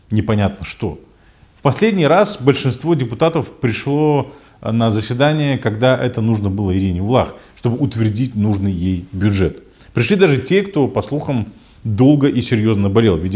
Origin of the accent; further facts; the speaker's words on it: Kovchak, Gagauzia, Moldova; нас в селе Ковчак, в родном селе, э, не пускают на встречу с Башканом